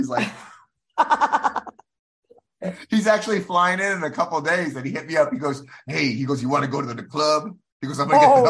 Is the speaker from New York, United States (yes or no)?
yes; Bronx, New York, United States; born there; And then, I was born in the Bronx. I got sent to military school in Texas for being a bad boy.